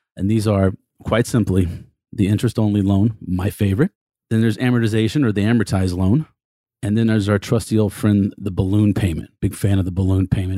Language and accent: English; Texas, United States; I'm a Texan